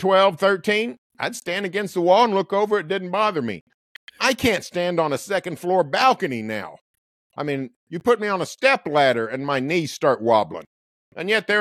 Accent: Norman, Oklahoma, United States; growing up on East Boyd Street in Norman in the 1970s

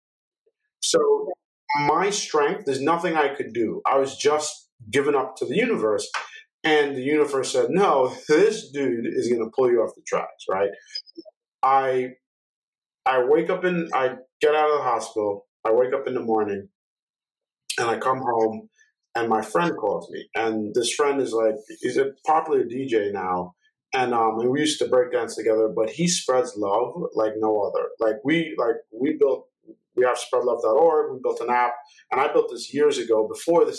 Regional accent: New York, United States; I'm from New York

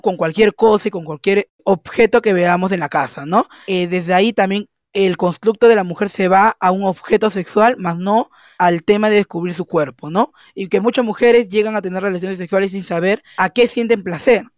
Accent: Peru; soy de Perú

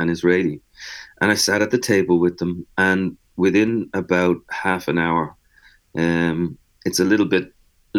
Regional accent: Dublin, Leinster, Ireland; now in New York, United States; I'm from Dublin

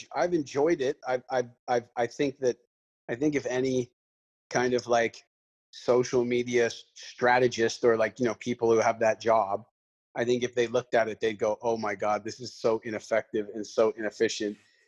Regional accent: Canada; I'm Canadian

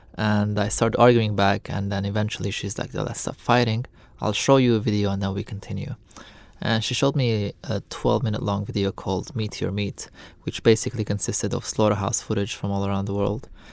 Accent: Lebanon; I'm born and raised in Lebanon

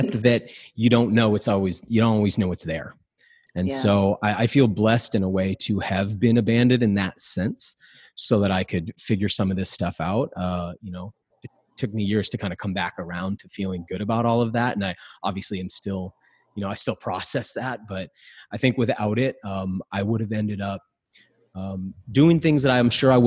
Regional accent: New England, United States; So I grew up in New England, but I grew up real poor

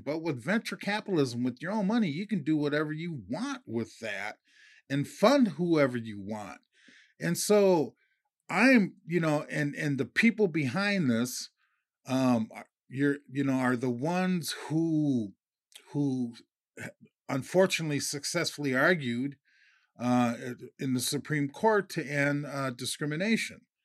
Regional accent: Minnesota, United States; I'm from Minnesota

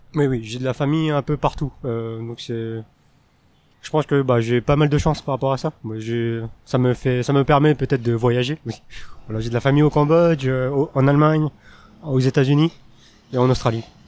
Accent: France; first language Teochew; now in Taiwan; j'ai des origines euh, chinoises, mais je suis né et j'ai grandi en France

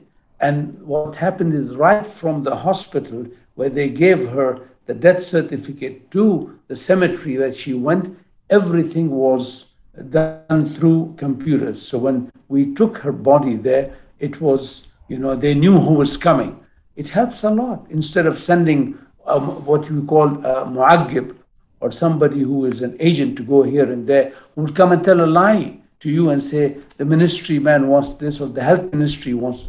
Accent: Jeddah, Makkah Province, Saudi Arabia; I'm from Jeddah

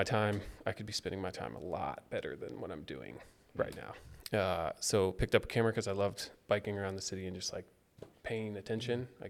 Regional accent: Kansas, United States; moved away as an adult; also born or lived in Chicago; I grew up in Kansas, went to KU

